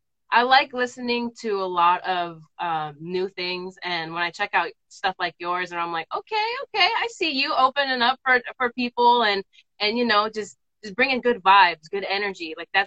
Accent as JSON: {"language": "English", "town": "South San Francisco", "region": "California", "country": "United States", "tie": "born or raised there", "said": "I'm from South San Francisco, born and raised."}